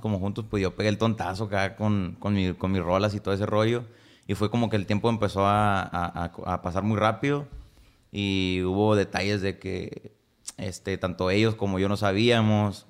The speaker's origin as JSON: {"language": "Spanish", "town": "Tijuana", "region": "Baja California", "country": "Mexico", "tie": "born or raised there", "also_born_or_lived": "Guasave, Sinaloa / San Luis Río Colorado, Sonora", "said": "toda mi infancia y mi parte de mi adolescencia yo viví aquí en Tijuana"}